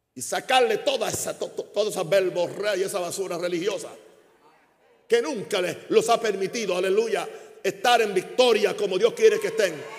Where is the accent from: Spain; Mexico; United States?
United States; Chicago, Illinois; Spanish is a second language; now in Panama; la tierra de mi herencia ya no es Chicago, ni es Estados Unidos. La tierra de mi herencia se llama Panamá. Legalmente soy un, soy un americano